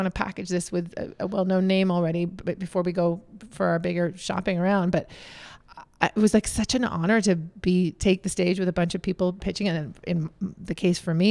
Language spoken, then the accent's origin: English; Canada; now in Los Angeles, United States; So here we are back in Canada, but I'm a Canadian originally. All of us are.